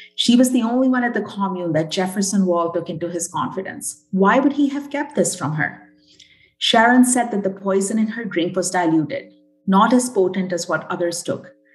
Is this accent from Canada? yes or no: yes; British Columbia, Canada; also born or lived in Burnaby; BC gal through and through